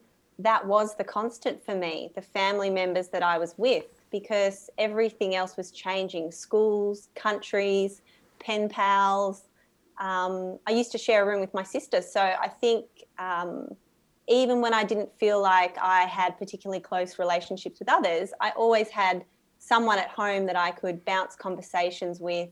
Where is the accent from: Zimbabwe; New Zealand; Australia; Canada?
Australia; Sydney, New South Wales; also born or lived in Dublin, Ireland / Texas, United States; I grew up in Australia. I think I'm one of the few people in the industry that did grow up here